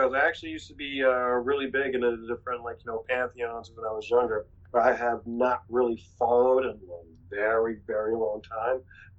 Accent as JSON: {"language": "English", "region": "North Carolina", "country": "United States", "accent": "North Carolina", "said": "My North Carolina accent comes out."}